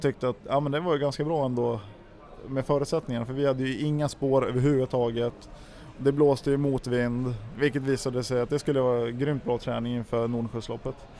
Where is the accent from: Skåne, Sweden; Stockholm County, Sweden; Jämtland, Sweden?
Jämtland, Sweden; Järpen; uppe i, i Järpen där jag växte upp